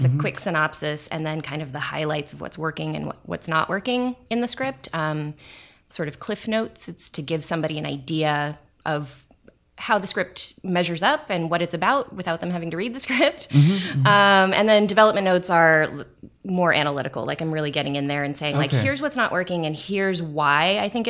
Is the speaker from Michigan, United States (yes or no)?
no; Portland, Oregon, United States; moved away as an adult; also born or lived in Arizona; now in Los Angeles, United States; I grew up in Portland